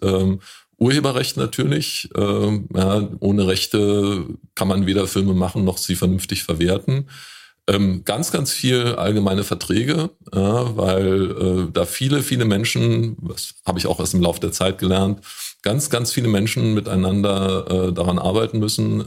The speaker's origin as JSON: {"language": "German", "town": "Woltersdorf", "region": "Brandenburg", "country": "Germany", "said": "in Woltersdorf, da wo ich herkomme"}